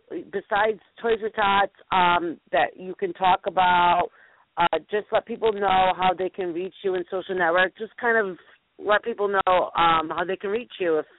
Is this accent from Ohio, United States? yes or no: yes; Ohio, United States; Like, I'm the lady from Ohio that's calling you.